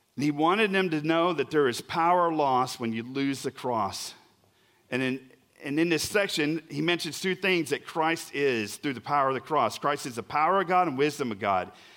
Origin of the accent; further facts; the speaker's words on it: Oklahoma, United States; I'm really from Oklahoma